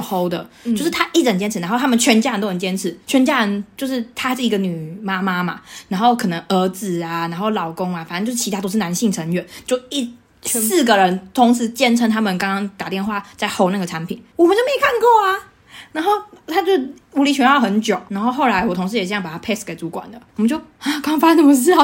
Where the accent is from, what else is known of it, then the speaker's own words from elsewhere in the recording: Taichung, Taiwan; moved away as an adult; now in London, United Kingdom; 我还遇过一家人，他说他也是台中人， 哦 然后细问之下发现在我家后面那一条街